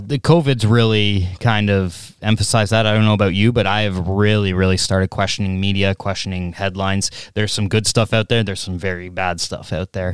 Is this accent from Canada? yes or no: yes; Canada